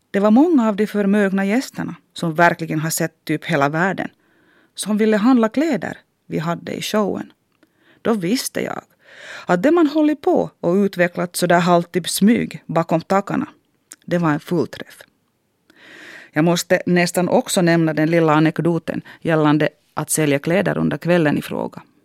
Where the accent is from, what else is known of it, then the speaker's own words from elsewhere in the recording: Harjavalta, Satakunta, Finland; first language Finnish; Swedish is a second language; moved away as an adult; also born or lived in Helsinki; now in Jakobstad, Finland; Under min uppväxt i Harjavalta hade jag ingen aning om Svenskfinland.